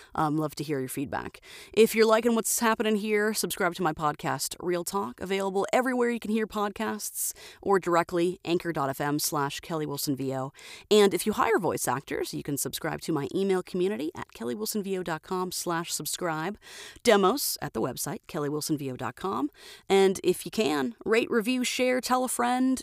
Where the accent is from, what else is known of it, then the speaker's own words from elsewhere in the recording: Florida, United States; now in Twin Falls, Idaho, United States; I'm originally from Florida